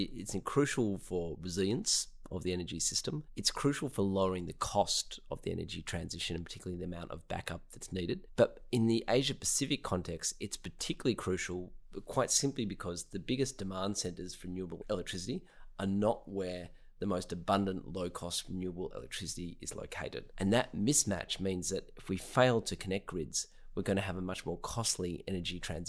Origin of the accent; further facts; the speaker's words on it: Australia; I'm originally from Australia.